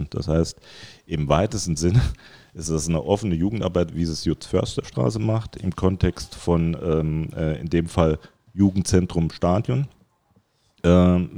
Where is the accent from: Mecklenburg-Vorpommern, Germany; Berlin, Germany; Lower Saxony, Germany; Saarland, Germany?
Saarland, Germany; als Saarländer, ich bin absoluter Saarländer, wie viele Saarländer Saarländer sind